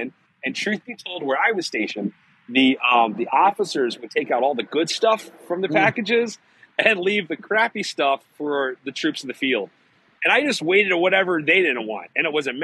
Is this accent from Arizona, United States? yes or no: no; Woodlawn, Maryland, United States; also born or lived in Baltimore; I was born here in Baltimore. I was raised in Woodlawn